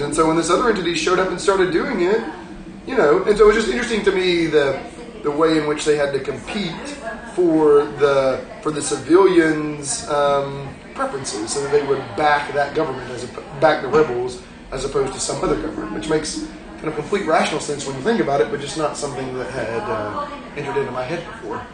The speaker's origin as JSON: {"language": "English", "region": "Georgia", "country": "United States", "tie": "born or raised there", "said": "growing up in Georgia"}